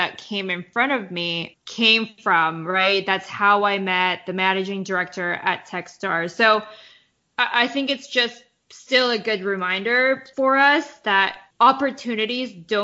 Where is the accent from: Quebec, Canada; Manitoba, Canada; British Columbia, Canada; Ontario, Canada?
Manitoba, Canada; Winnipeg; moved away as an adult; now in New York, United States; I'm from Winnipeg, went to undergrad and started my career there before moving to New York